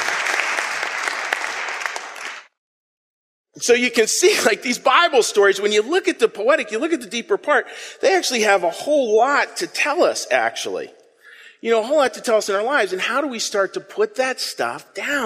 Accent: Pittsburgh, Pennsylvania, United States; I'm from Pittsburgh

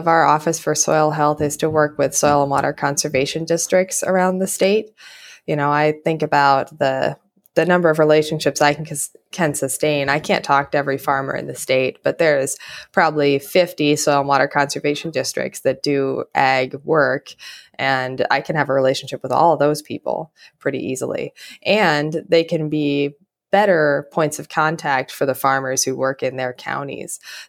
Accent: Montana, United States; And then I grew up mostly in Montana

